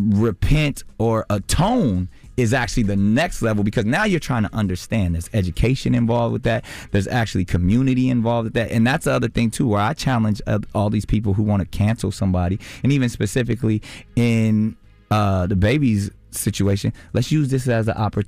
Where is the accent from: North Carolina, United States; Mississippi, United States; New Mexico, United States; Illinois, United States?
North Carolina, United States; Charlotte; Like, you know, I grew up in Charlotte part of my life. I know that life.